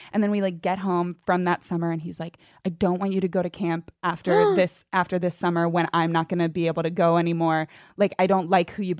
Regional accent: Northern Virginia, United States; moved away; I grew up in Northern Virginia.

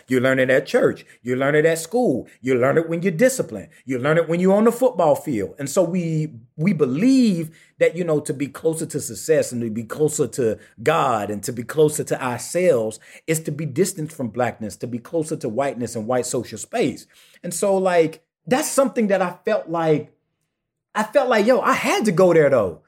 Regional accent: St. Matthews, South Carolina, United States; also born or lived in Swansea, South Carolina / Sandy Run, South Carolina; I personally come from a small town, uh, Saint Matthew, South Carolina

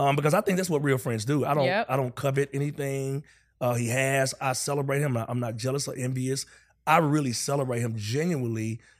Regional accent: North Carolina, United States; I'm from North Carolina

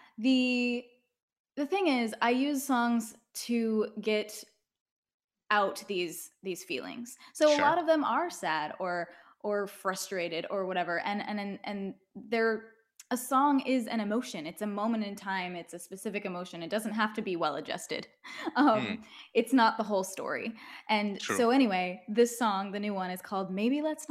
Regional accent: Northern California, United States; also born or lived in Monterey; now in Los Angeles, United States; I grew up in Northern California

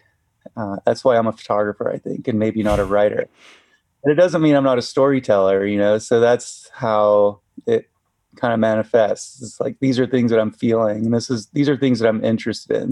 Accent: Chattanooga, Tennessee, United States; also born or lived in Utah; now in Bishop, United States; I was raised in Chattanooga, Tennessee.

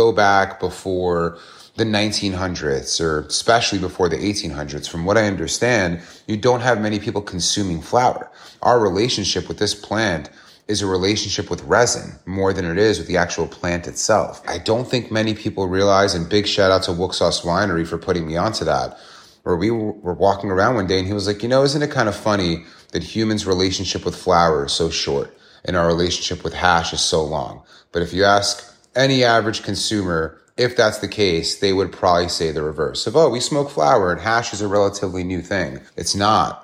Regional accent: New York City, New York, United States; as a New Yorker

